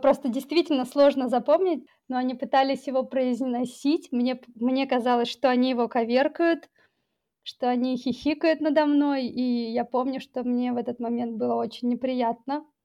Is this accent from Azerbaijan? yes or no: no; Tajikistan; Да, я таджичка. Дело в том, что в течение многих лет мне было сложно понять, а вообще кто я.